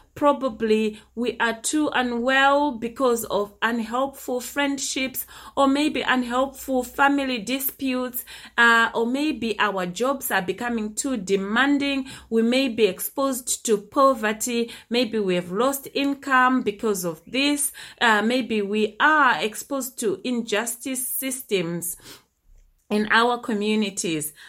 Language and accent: English; Zimbabwe; my early childhood when I was growing up in Zimbabwe in the early 80s